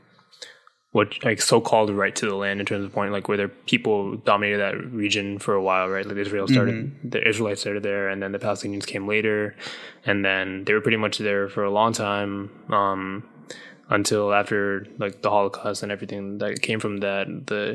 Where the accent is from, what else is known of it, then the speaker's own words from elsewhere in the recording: Sri Lanka; I'm from Sri Lanka